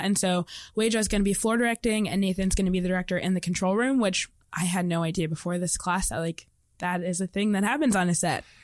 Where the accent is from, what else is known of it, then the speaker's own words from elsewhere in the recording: Indianapolis, Indiana, United States; I'm from Indianapolis, Indiana.